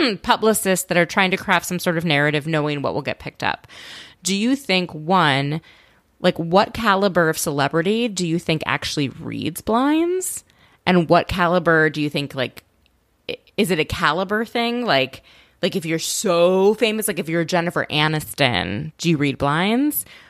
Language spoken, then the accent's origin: English; Minnesota, United States; I'm from Minnesota